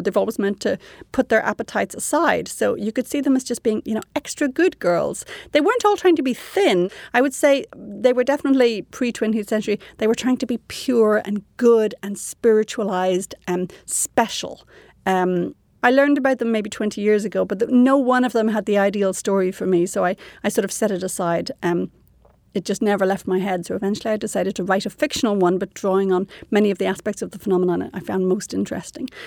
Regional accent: Ireland; moved away as an adult; now in Canada; I was raised quite prudishly in Ireland

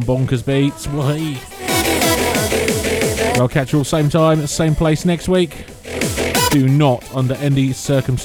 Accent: Norfolk, East of England, United Kingdom; I'm from Norfolk.

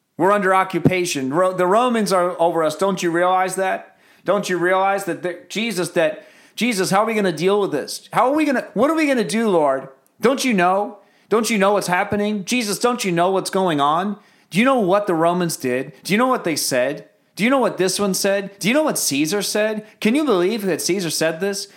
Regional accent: United States; I am so American

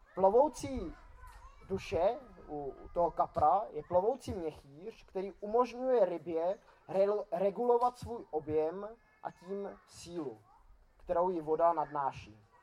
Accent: Czechia; Jako Češi, tak eh, slavíme Vánoce většinou tím, že zabijeme nějakého kapra

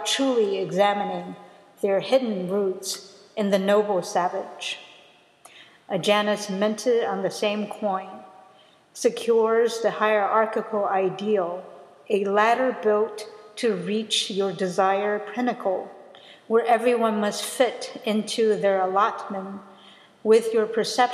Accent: United States; I'm American

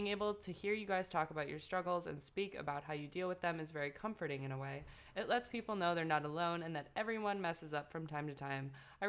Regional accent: Ohio, United States; Like you guys, I'm from the Midwest, Ohio.

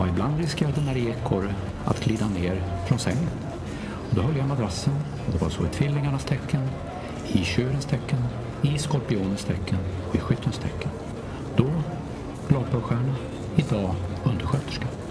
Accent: Västernorrland County, Sweden; Jag är född och uppvuxen i Västernorrland

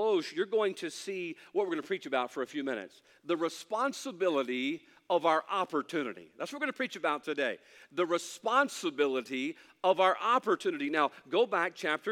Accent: United States; I'm thankful to be an American

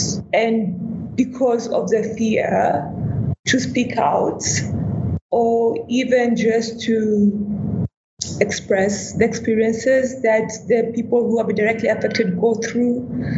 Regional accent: Mombasa, Mombasa County, Kenya; I'm born and raised in Mombasa, which is a coastal town in Kenya, which is predominantly Muslim.

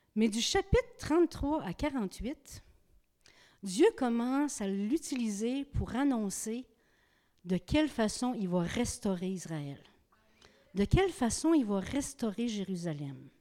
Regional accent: Gaspé, Quebec, Canada; je viens de Gaspé.

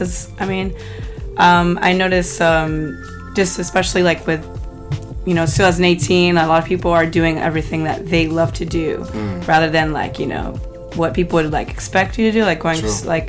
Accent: New York City, New York, United States; also born or lived in Harlem, New York; I'm from Jackson Heights, Queens

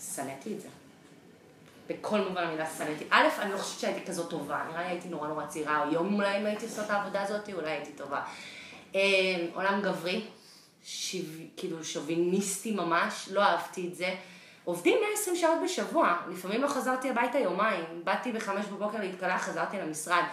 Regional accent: Israel; moved away as an adult; also born or lived in Boston / New York; now in San Francisco, United States; אני ישראלית במקור, גרה היום בסן פרנסיסקו

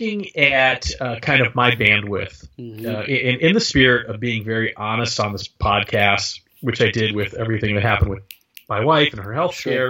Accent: Dallas, Texas, United States; I grew up in Dallas

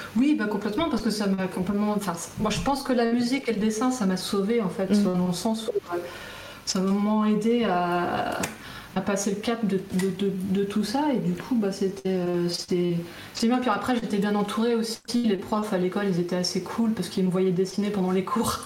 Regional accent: Guidel, Brittany, France; moved away as an adult; also born or lived in Nantes / Canada; je viens de Guidel, de Guidel, donc c'était à côté, entre Quimperlé et Lorient

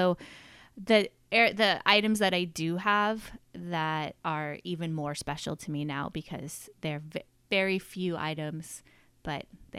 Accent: Sonoma, California, United States; also born or lived in Colorado; raised here. I actually grew up on the ranch that we're on sitting at today. But I currently, when I moved back to Sonoma from Colorado

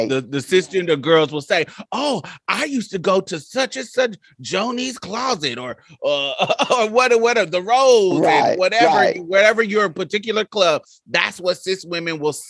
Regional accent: Midwest, United States; I grew up in the Midwest, but all my family were from Mississippi.

